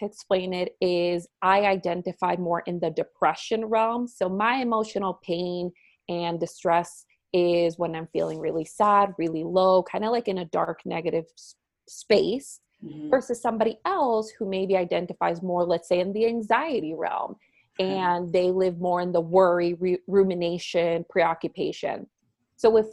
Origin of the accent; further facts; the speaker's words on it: Puerto Rico; also born or lived in Miami; now in Minnesota, United States; I am originally from Puerto Rico, and I'm very proud of my Puerto Rican roots